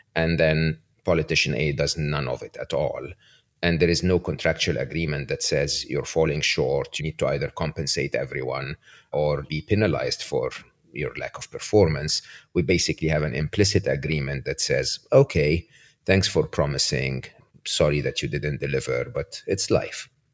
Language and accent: English; Egypt; moved away; I grew up in Egypt